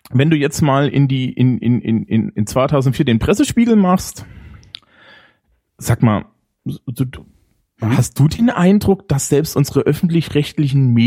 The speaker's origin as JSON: {"language": "German", "country": "Germany", "said": "ich bin Deutscher und logistische Probleme löse ich ordentlich."}